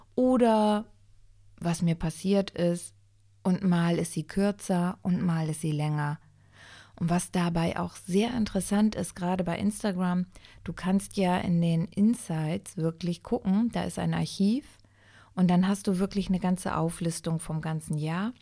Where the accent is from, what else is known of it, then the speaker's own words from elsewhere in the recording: Germany; ich bin in Deutschland geboren, aber ich bin in Italien gezeugt worden